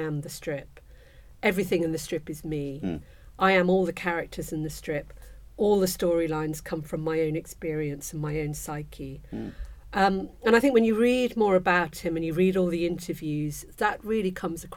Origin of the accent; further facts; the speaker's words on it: Kuala Lumpur, Federal Territory of Kuala Lumpur, Malaysia; now in United Kingdom; I was brought up in Kuala Lumpur, Malaysia